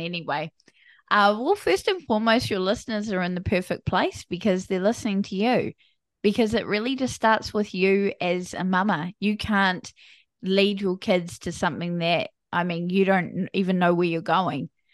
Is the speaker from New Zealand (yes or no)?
yes; New Zealand; I am from a small country called New Zealand. So, I'm a Kiwi.